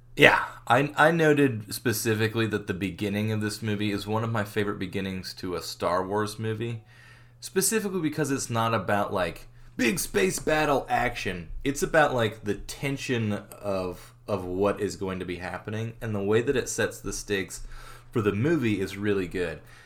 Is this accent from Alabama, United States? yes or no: no; Arkansas, United States; moved away as an adult; also born or lived in Hicksville, New York; I'm from Arkansas